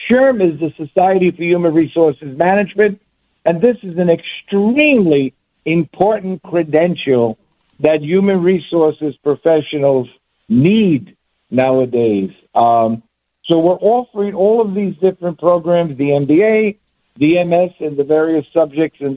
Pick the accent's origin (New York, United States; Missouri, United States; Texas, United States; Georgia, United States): New York, United States; New York City; I was born and raised grew up on Ninth Street between 1st and 2nd Avenue, now known, then known as the Lower East Side, now known as the East Village, about three blocks away from the wonderful Fillmore East.